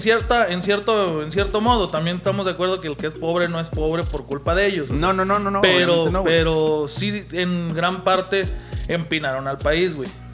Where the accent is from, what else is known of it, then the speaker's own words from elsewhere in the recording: Mexico; daría un gusto como mexicano